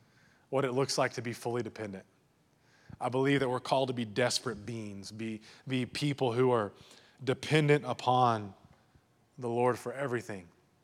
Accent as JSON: {"language": "English", "region": "Texas", "country": "United States", "tie": "born or raised there", "said": "we got to be careful of growing up in the Bible Belt and in West Texas."}